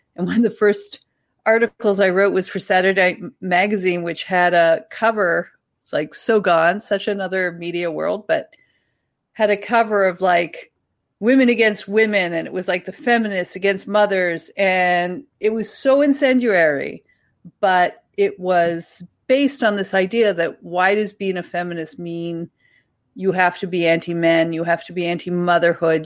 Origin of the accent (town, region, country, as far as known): Ontario, Canada; accent: Ontario / East Coast Canadian